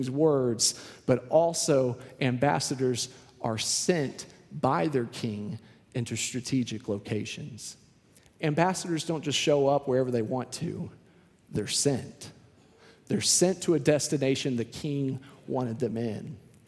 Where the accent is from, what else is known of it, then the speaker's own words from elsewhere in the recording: Houston, Texas, United States; now in Austin, United States; I came from Houston, which is a completely different city. Houston, I remember there were lights everywhere, street lights, highway lights, just lights everywhere. You couldn't find a dark corner in Houston, Texas, it felt like.